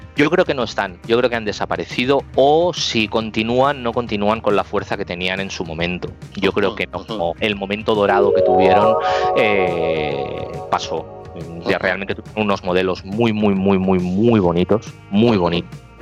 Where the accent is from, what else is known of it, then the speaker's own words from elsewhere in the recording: Barcelona, Catalonia, Spain; nosotros salimos de Sagrada Familia, de la Avenida Baudí